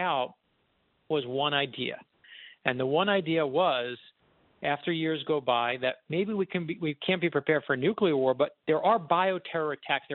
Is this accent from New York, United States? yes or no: no; Florida, United States; I'm from Florida, and what we do in Florida, you know, we're always supposed to be hurricane ready.